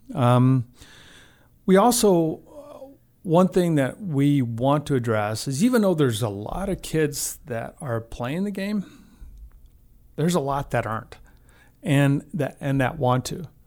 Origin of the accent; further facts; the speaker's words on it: Albuquerque, New Mexico, United States; moved away as an adult; now in Missoula, United States; I grew up in Albuquerque, New Mexico